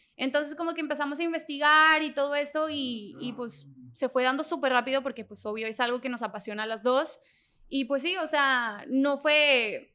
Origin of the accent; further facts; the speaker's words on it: Allende, Mexico; soy de Allende, de una ciudad súper chiquita donde la gente critica